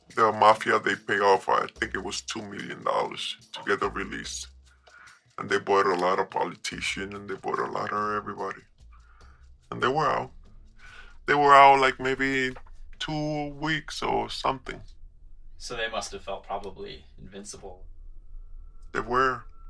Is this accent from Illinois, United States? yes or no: no; New York, United States; moved away; also born or lived in Colombia; I was raised in New York